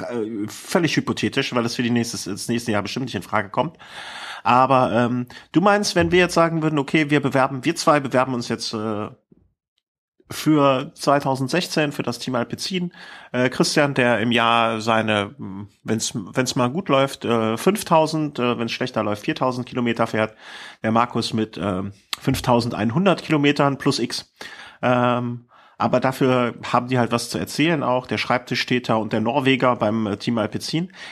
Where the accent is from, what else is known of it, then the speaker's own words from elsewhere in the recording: Cologne, North Rhine-Westphalia, Germany; Ich bin eine Kölsche Jung.